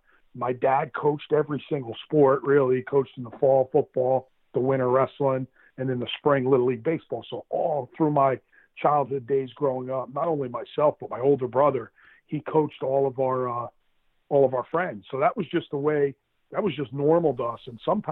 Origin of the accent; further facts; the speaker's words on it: Jackson, New Jersey, United States; That's what it was. It was all sports. Jackson is a really big sports town.